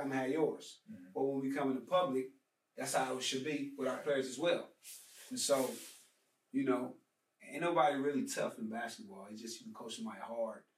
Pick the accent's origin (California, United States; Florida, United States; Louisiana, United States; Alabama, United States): California, United States; Los Angeles; I'm from Los Angeles, California